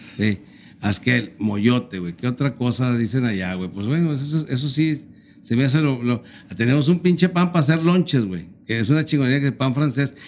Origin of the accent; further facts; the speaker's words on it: Torreón, Coahuila, Mexico; now in Monterrey, Mexico; yo soy de Torreón